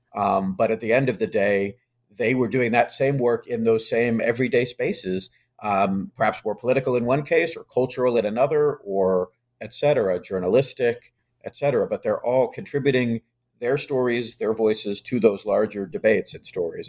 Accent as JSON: {"language": "English", "town": "Charlottesville", "region": "Virginia", "country": "United States", "tie": "born or raised there", "moved": "yes", "lives_now": "Massachusetts, United States", "said": "I grew up in Charlottesville"}